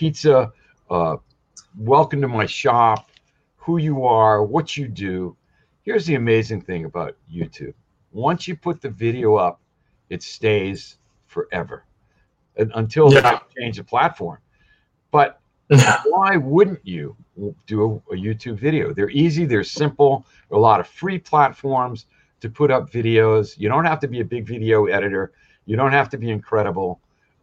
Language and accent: English; southeastern Connecticut, United States; now in Hawaii, United States; I grew up in Connecticut